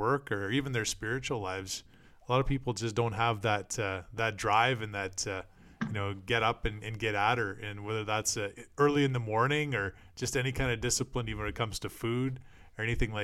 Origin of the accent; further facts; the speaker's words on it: Canada; I'm Canadian